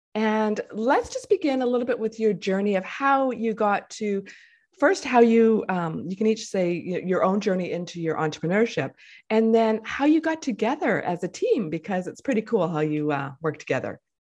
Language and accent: English; Winnipeg, Manitoba, Canada; moved away; also born or lived in Vancouver; I moved back to my hometown where I was born